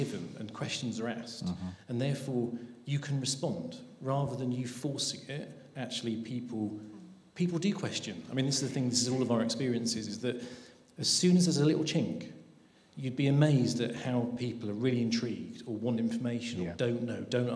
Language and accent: English; United Kingdom; We're very British.